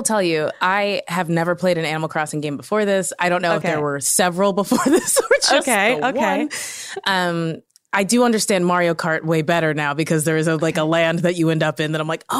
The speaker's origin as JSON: {"language": "English", "region": "Kentucky", "country": "United States", "said": "I'm from Kentucky. This is a purely symbolic vote."}